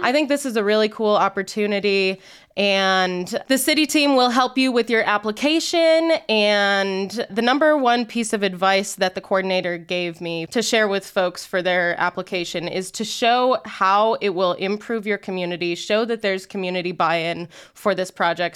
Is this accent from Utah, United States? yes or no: yes; Layton, Utah, United States; growing up in Layton, Utah, in a suburb